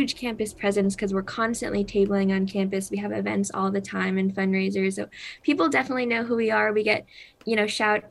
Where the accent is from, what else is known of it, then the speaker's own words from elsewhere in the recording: Savannah, Georgia, United States; now in Atlanta, United States; Savannah, Georgia, which is my hometown